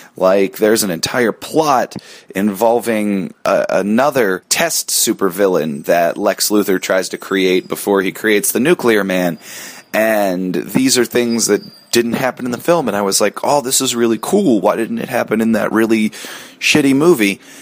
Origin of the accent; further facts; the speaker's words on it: Pittsburgh, Pennsylvania, United States; I grew up outside Pittsburgh